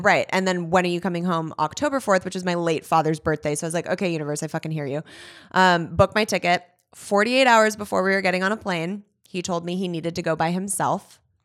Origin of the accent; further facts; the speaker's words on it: Los Angeles, California, United States; I'm originally from Woodland Hills.